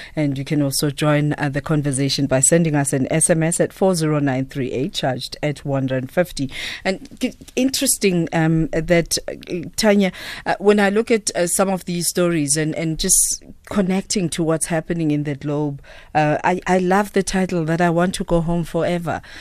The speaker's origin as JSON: {"language": "English", "country": "South Africa", "said": "as South Africans"}